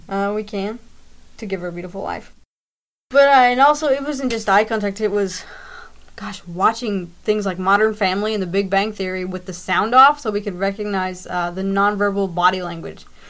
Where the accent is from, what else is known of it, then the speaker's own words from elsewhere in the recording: Greater Louisville area, Southern Indiana, United States; raised uh, Southern Indiana, Greater Louisville area.